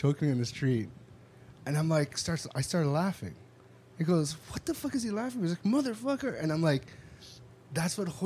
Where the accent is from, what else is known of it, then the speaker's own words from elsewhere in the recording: Toronto, Ontario, Canada; now in Los Angeles, United States; from Toronto